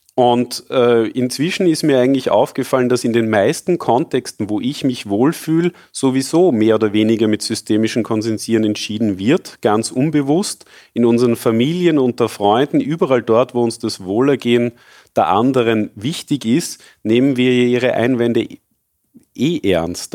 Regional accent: Austria; ich bin zwar sehr glücklich, in Österreich groß geworden zu sein

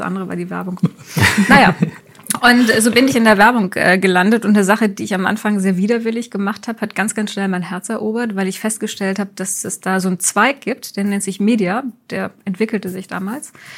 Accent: Wuppertal, North Rhine-Westphalia, Germany; ich bin in Wuppertal geboren und das kam mir immer sehr klein vor

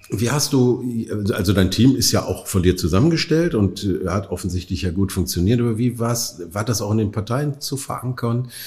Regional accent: Oberhausen, North Rhine-Westphalia, Germany; ich komme ja aus Oberhausen

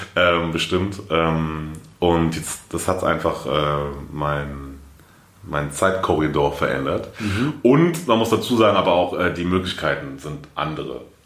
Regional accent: Frankfurt, Hesse, Germany; Ich bin aufgewachsen in Frankfurt, bin geboren in Frankfurt

